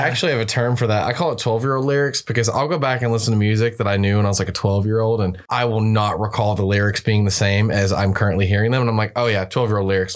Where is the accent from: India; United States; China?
United States; Alabama; I'm from Alabama. I mean, I grew up on it